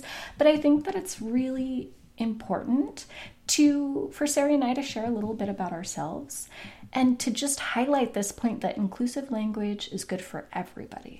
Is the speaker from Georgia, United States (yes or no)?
no; Portland, Oregon, United States; my hometown of Portland